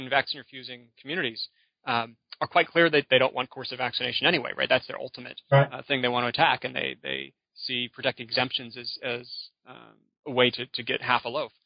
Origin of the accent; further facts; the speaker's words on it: Michigan, United States; my home state